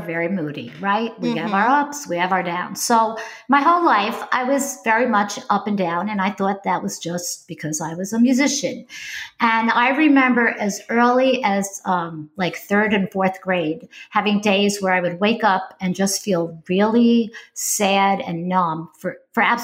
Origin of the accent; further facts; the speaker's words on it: upstate New York, United States; moved away as an adult; also born or lived in Bronx, New York; I lived in New York State my entire life. I didn't live in the city. I lived upstate, but I was born in the Bronx, in case you hear that in my voice